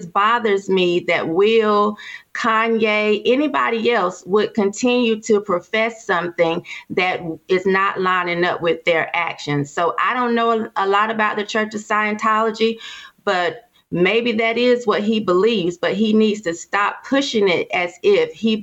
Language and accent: English; Durham, North Carolina, United States; I'm from Durham. And this is Bull City. We have a lot of men here